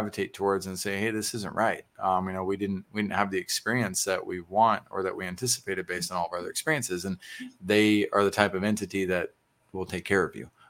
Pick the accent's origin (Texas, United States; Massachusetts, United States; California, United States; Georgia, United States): Texas, United States; as a Texan